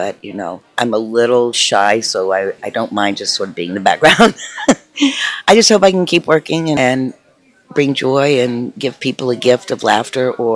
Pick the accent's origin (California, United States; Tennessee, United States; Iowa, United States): Tennessee, United States; born or raised there; moved away